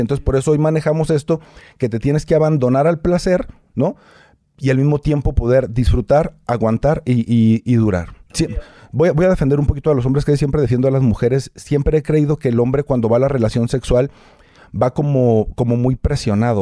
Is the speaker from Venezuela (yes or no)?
no; Torreón, Coahuila, Mexico; moved away as an adult; now in Mexico City, Mexico; Yo soy de Torreón, Coahuila. Hace 10 años me trajo acá un programa